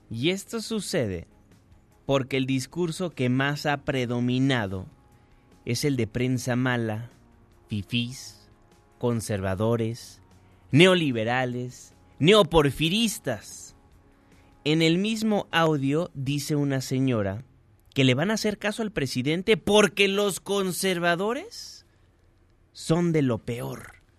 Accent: Mexico; todos somos mexicanos

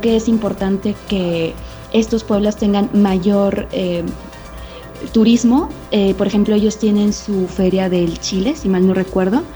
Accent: Tequila, Jalisco, Mexico; de donde soy yo, de hecho, de Tequila Jalisco

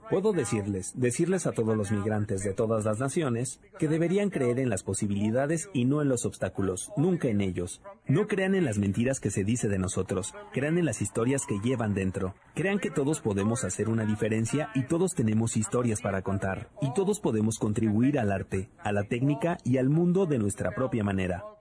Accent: Mexico; Y como mexicano, recibir esa estrella es un gesto y ningún gesto.

